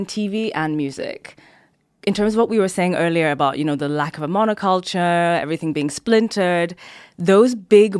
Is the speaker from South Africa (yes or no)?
yes; South Africa; I'm South African by origin